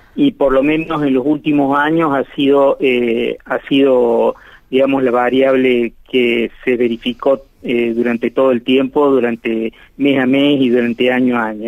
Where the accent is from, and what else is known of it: Argentina